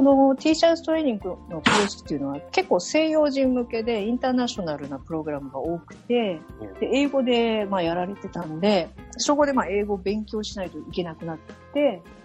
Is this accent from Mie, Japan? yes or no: yes; Mie, Japan; first language Japanese; moved away as an adult; also born or lived in Tokyo, Japan / India / California, United States; 出身は三重県です。で、今は、えー、三重県に住んでいますが、えーとですね、まあ、三重県でそ、生ま、生まれて育ったんで